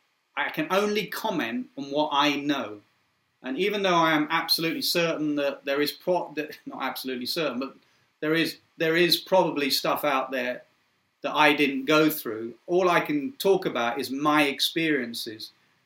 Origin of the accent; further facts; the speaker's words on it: England, United Kingdom; I just saw myself as English and enjoyed growing up in this multicultural society, mixed race, so many different backgrounds